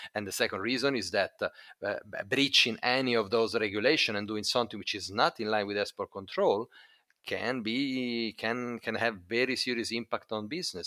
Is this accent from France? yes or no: no; Italy; Italy, my home country